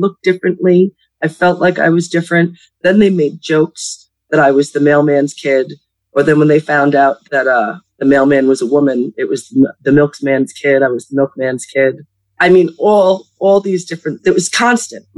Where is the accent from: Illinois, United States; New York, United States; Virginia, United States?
New York, United States; Long Island, Queens; now in Pennsylvania, United States; I am currently in northeastern Pennsylvania, but I'm born and raised in New York, downstate, Long Island, Queens